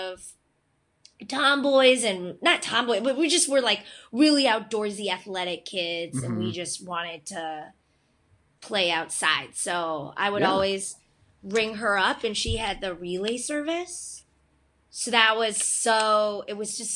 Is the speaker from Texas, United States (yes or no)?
no; Cooperstown, New York, United States; moved away as an adult; also born or lived in South Korea; now in Los Angeles, United States; I'm originally from Cooperstown, New York